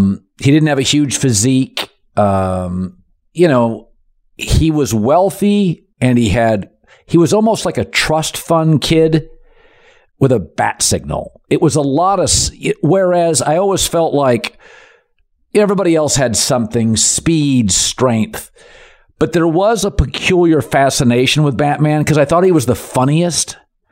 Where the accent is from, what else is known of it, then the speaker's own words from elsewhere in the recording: Seattle, Washington, United States; I don't even like being on the Space Needle. I'm from Seattle.